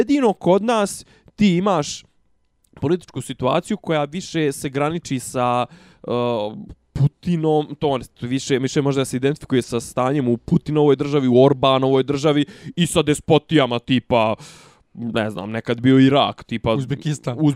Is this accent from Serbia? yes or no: yes; Serbia